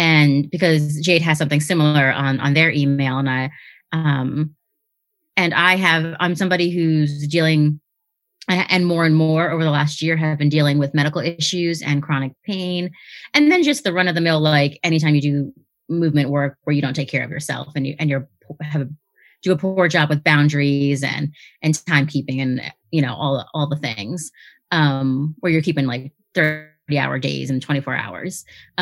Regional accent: Venezuela; now in Washington, D.C., United States; I am from Venezuela. So I'm Venezolana

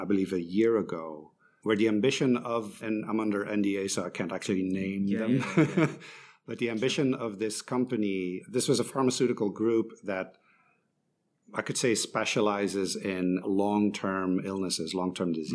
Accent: Belgium; moved away as an adult; also born or lived in Shanghai, China; I'm originally from Belgium

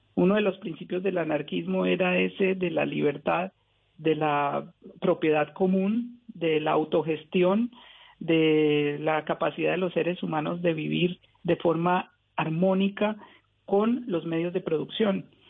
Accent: Pamplona, Norte de Santander, Colombia; la ciudad donde yo nací, que es Pamplona

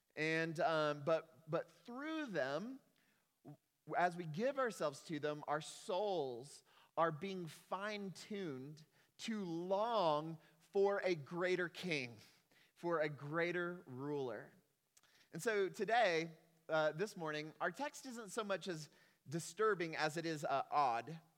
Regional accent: Texas, United States; I am a Texan

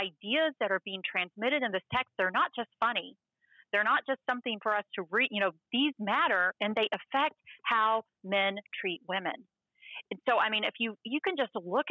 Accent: Waco, Texas, United States; my hometown, Waco

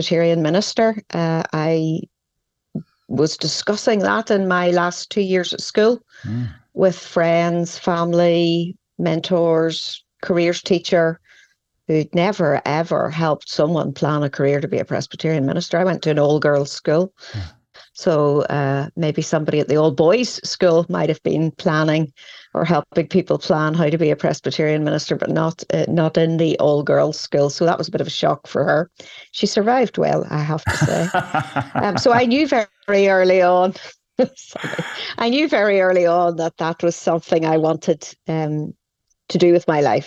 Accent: Northern Ireland, United Kingdom; growing up in a small community in which we all knew each other

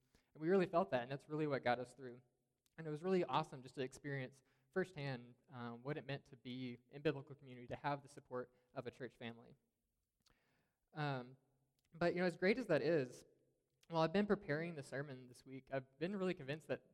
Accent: the South, United States; moved away; we're also from the South, Alyssa and I are originally

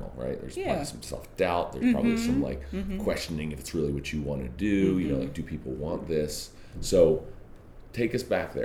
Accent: Dundalk, Maryland, United States; I am from Dundalk

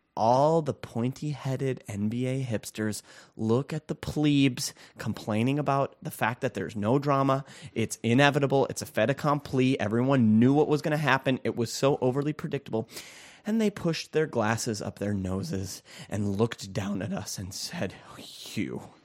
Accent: Minnesota, United States; growing up in Minnesota

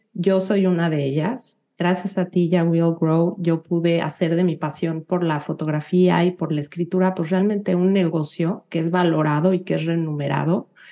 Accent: Mexico City, Mexico; moved away as an adult; now in United States; yo nací, y crecí en la Ciudad de México

